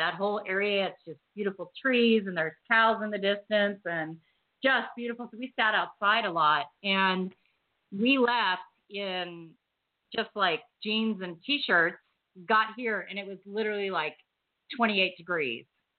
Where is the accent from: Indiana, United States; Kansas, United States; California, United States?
California, United States; Huntington Beach; also born or lived in Evanston, Illinois; Oh, we moved when I was like one to California. And I was in Huntington Beach my whole life. But yeah, I was born in Evanston.